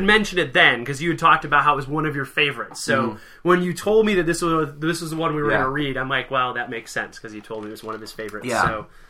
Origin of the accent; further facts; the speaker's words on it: Michigan, United States; I'm from Michigan